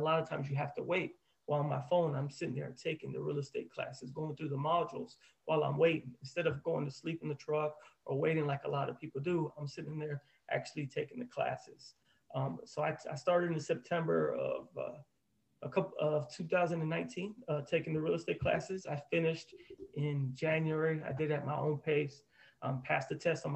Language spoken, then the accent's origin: English; Orlando, Florida, United States; I'm born and raised in Orlando